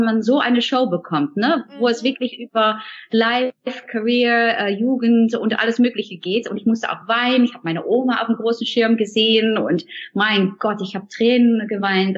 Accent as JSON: {"language": "German", "country": "Netherlands", "second_language": "German", "moved": "yes", "said": "weil wir Holländer, wir machen das so gerne so morgens so, so Kaffee trinken. Kopje Koffee, sagen wir dann"}